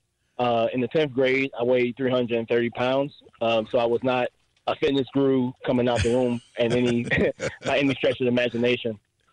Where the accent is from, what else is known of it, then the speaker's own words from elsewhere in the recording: Prince George's County, Maryland, United States; also born or lived in Virginia; now in Frederick, United States; I knew that I wanted to come back to Maryland. Growing up in Prince George's County, I have a little brother and sister.